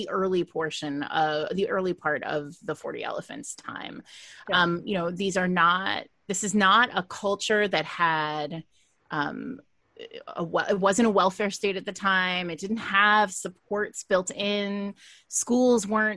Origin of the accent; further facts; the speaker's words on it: United States; I'm an American